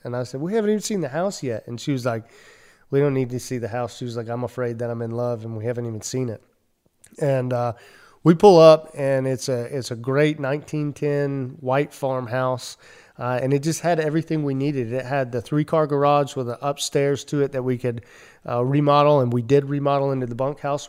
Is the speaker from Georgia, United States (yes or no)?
yes; Cumming, Georgia, United States; moved away; my hometown of Cumming, Georgia